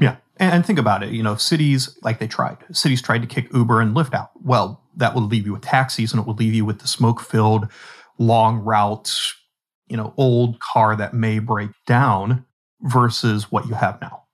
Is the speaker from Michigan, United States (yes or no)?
no; Pittsburgh, Pennsylvania, United States; Pittsburgh, you know, my hometown.